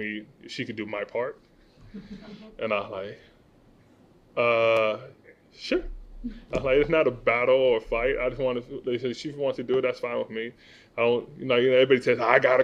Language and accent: English; Las Vegas, Nevada, United States; growing up in Vegas